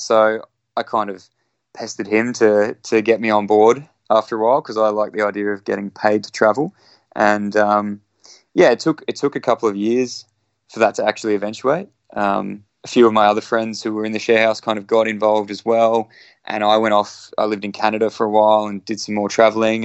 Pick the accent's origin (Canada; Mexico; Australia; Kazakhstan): Australia; Brisbane, Queensland; it's my hometown. I was born in Brisbane